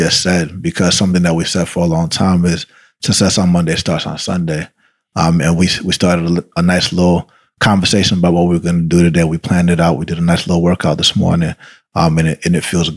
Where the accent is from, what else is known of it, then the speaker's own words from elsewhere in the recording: Atlanta, Georgia, United States; first language Spanish; English is a second language; I grew up in Atlanta, Georgia